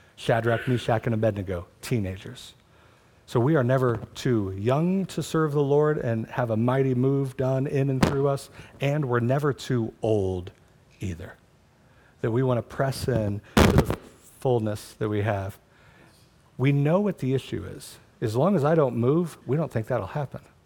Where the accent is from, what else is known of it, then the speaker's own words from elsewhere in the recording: United States; my citizenship as an American